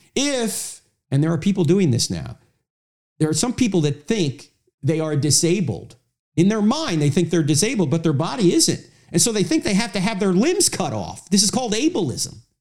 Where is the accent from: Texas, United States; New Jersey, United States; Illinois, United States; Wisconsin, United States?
New Jersey, United States; I'm from New Jersey.